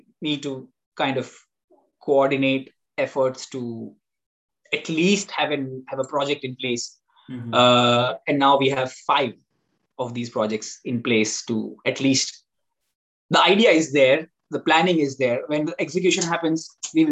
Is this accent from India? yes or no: yes; India; moved away; as Indian, as a society